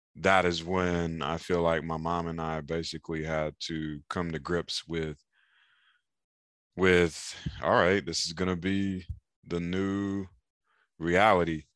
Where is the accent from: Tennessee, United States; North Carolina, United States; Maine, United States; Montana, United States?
North Carolina, United States; Raleigh; now in San Diego, United States; I'm from Raleigh, North Carolina. and as a kid in Raleigh, I was playing video games, riding bicycles